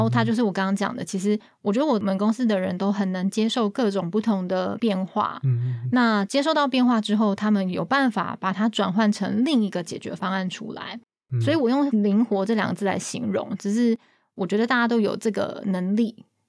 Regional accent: Taiwan; 我们就是台湾人

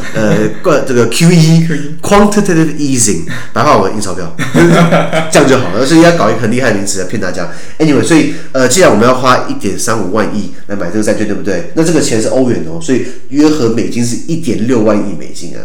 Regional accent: Taiwan; 我们台湾人

